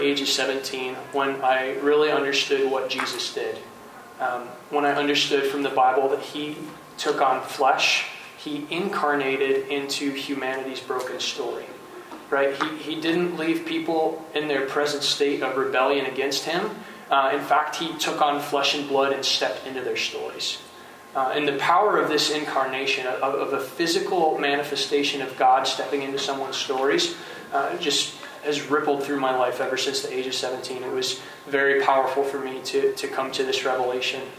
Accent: St. Joseph, Michigan, United States; I grew up in St. Joseph, Michigan.

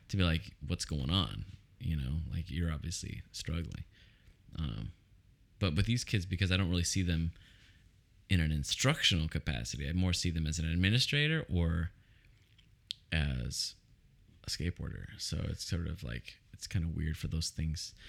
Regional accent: Oceanside, California, United States; I grew up in Oceanside, which is very suburban

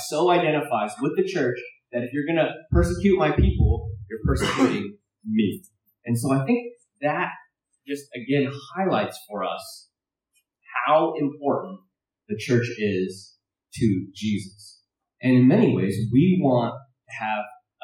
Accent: United States; I'm Chinese American, so my dad preached in Cantonese, so I didn't understand a whole lot of it.

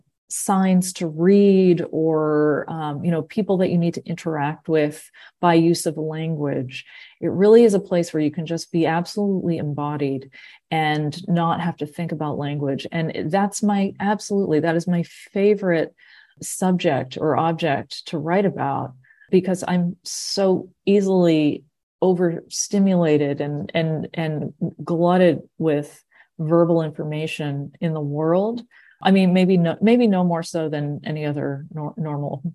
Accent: Massachusetts, United States; growing up in Massachusetts at the time that I did

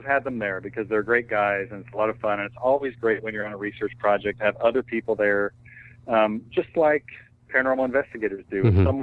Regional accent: Washington, United States; I grew up in Washington State

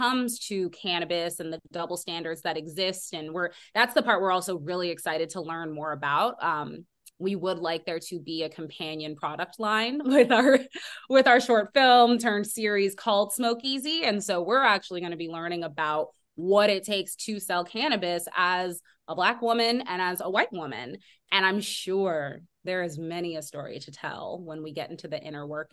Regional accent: the Bay Area, California, United States; my home, the Bay Area, and the way that, you know, I've had to navigate it as a Black woman and as that being my hometown

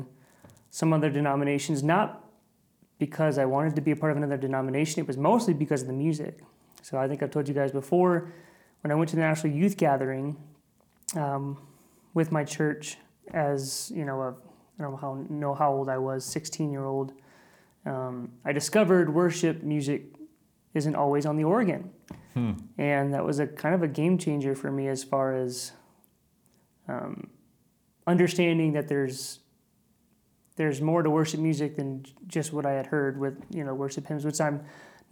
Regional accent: Sioux City, Iowa, United States; I grew up in Sioux City in a little neighborhood called Leeds

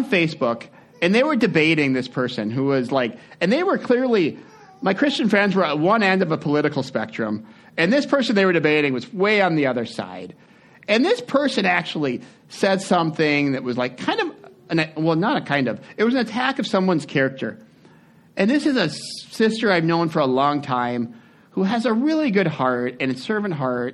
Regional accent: United States; we're American

